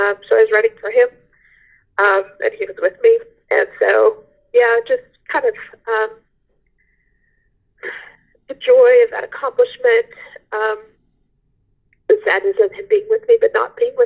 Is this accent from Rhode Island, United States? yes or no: yes; Rhode Island, United States; I was born in Rhode Island. My family is from Rhode Island